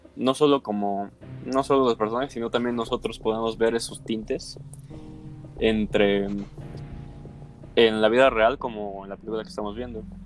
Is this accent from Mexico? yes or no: yes; Mexico; somos de México